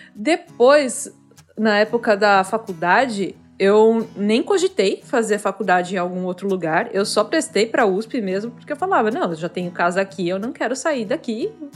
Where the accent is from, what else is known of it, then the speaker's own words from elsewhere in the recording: São Paulo, Brazil; moved away as an adult; now in Florianópolis, Brazil; Eu nasci em São Paulo, vivi em São Paulo a minha vida inteira e só no ano passado vim aqui para morar em Florianópolis, em Santa Catarina.